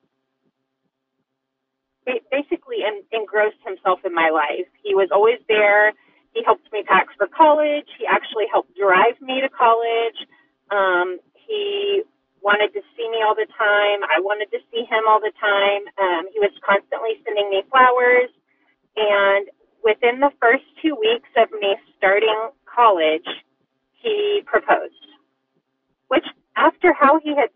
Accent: northwestern Oklahoma, United States; I grew up in a small town in northwestern Oklahoma, Bible Belt of America

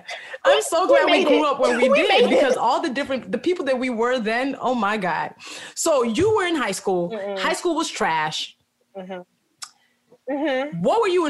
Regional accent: Chicago, Illinois, United States; also born or lived in Nigeria; Chicago, by the way

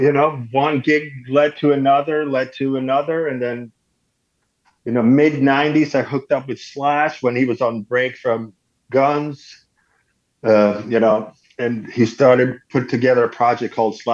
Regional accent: Sweden; moved away as an adult; I grew up in Sweden in a small town.

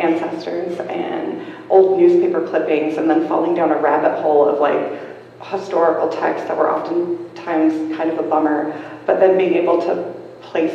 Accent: Washington, United States; moved away as an adult; also born or lived in New Mexico; When I go back to where I grew up in Swinomish

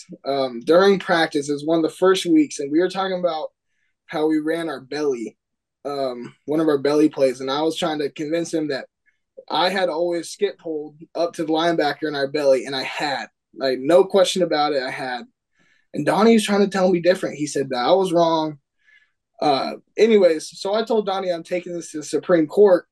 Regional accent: Ferndale, Washington, United States; we're from Ferndale

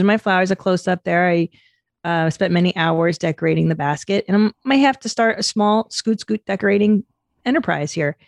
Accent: Los Angeles, California, United States; I grew up in the San Fernando Valley

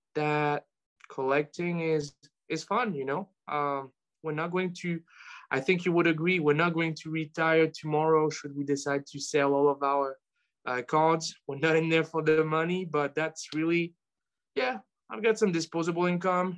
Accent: France; moved away as an adult; now in United States; where I'm from, uh, make it known and aware that, yes, I'm French and I'm, I mean, I'm French American now

